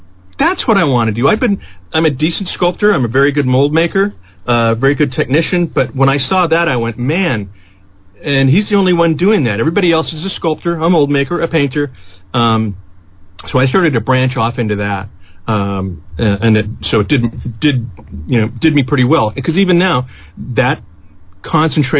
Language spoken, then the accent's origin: English; Morgan Hill, California, United States; moved away as an adult; also born or lived in San Francisco, California / San Jose, California; now in Los Angeles, United States; Born in San Francisco, spent, you know, most of my early life in Morgan Hill, California